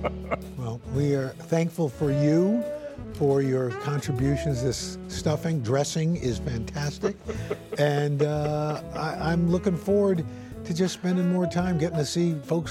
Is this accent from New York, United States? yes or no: yes; New York, United States; I grew up here in New York